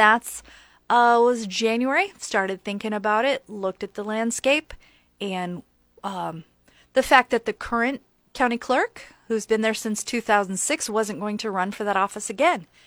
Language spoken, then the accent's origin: English; Lincoln, Nebraska, United States; we grew up in Lincoln